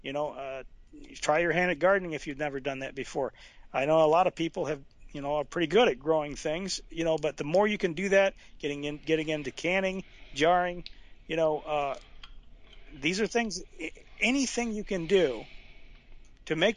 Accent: Franklin County, Alabama, United States; moved away; I'm from Alabama, Franklin County

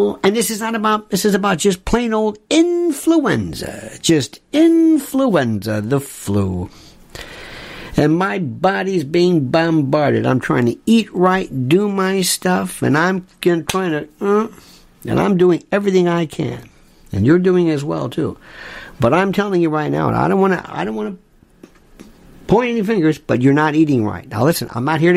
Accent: Florida, United States; I'm from Florida

